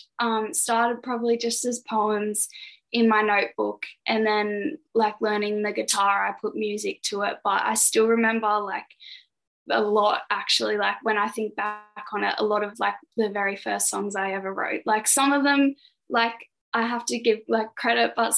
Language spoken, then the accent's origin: English; Goulburn, New South Wales, Australia; Did some concerts at the conservatorium in my hometown in Goulburn.